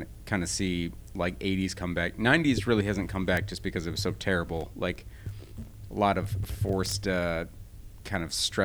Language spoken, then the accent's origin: English; United States; as an American